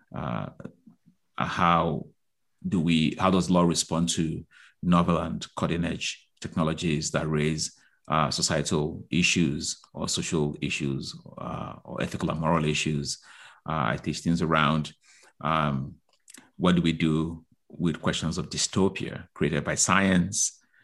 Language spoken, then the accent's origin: English; Nigeria; moved away; I grew up in Nigeria